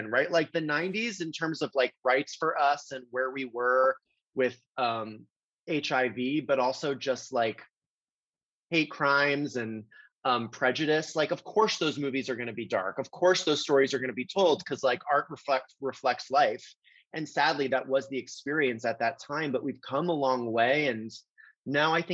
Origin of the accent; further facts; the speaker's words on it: Florida, United States; I'm from Florida